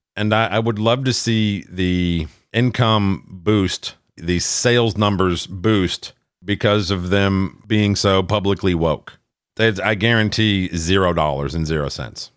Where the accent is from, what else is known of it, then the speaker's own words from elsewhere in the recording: Minnesota, United States; my home state of Minnesota